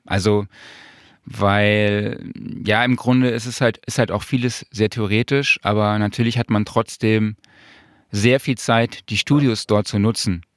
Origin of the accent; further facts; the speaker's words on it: Saarland, Germany; moved away as an adult; now in Cologne, Germany; ich komme aus dem Saarland